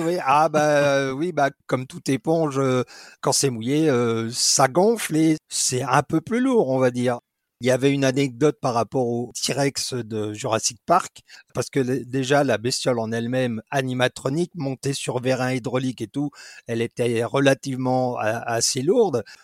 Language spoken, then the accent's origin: French; Dijon, Bourgogne-Franche-Comté, France; also born or lived in England; je suis originaire de Dijon